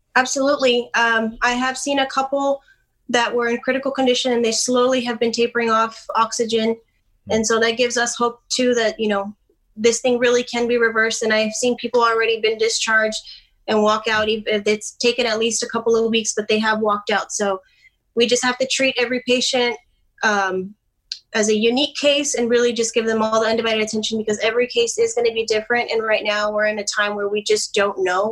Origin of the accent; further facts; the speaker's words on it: Dallas, Texas, United States; right now I'm from Dallas area and I'm actually a travel nurse in South Texas